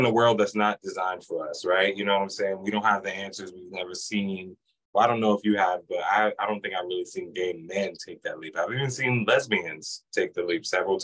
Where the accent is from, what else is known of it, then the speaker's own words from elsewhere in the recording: New York, United States; now in Lehigh Valley, United States; I grew up in New York